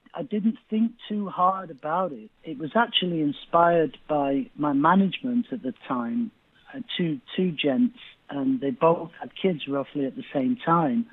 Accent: Manchester, North West England, United Kingdom; I grew up in East Manchester

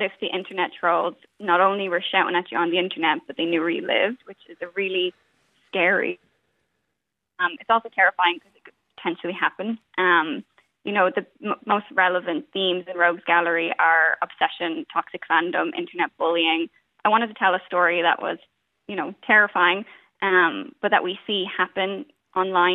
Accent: Ashbourne, County Meath, Ireland; also born or lived in London / New York / Miami; now in Beverly Hills, United States; I'm from Ashburn, I'm from Meath

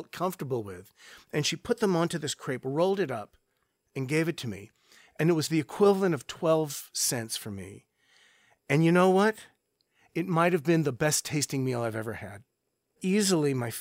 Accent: Santa Monica, California, United States; I grew up just near Santa Monica, California

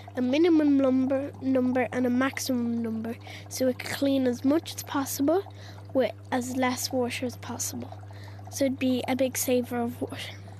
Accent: Ireland; as Irish people

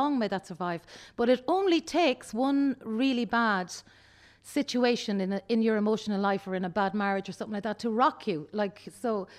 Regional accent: Mohill, Connacht, Ireland; I was raised by my village

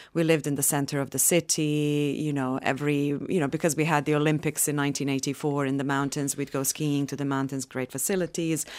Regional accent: Sarajevo, Federation of Bosnia and Herzegovina, Bosnia & Herzegovina; moved away; I'm from Sarajevo, from Bosnia

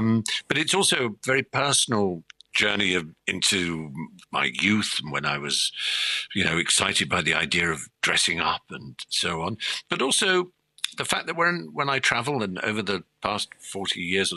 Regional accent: Norfolk, East Anglia, East of England, United Kingdom; I grew up in the East Anglia in Norfolk and in the countryside

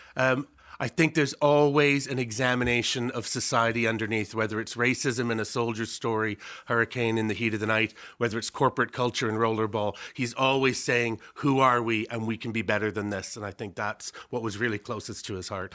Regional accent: Canada; growing up in Canada

